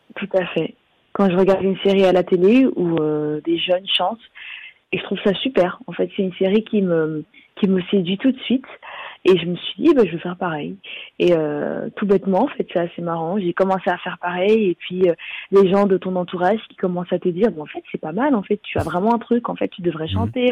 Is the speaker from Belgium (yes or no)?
yes; Belgium; j'ai grandi en Belgique